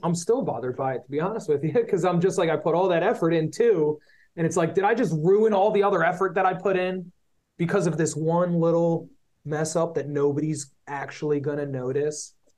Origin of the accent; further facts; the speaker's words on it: Philadelphia, Pennsylvania, United States; we're from Philly